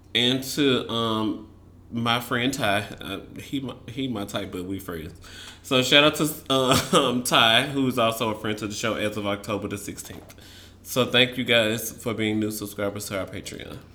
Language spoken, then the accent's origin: English; the South, United States; I'm from the South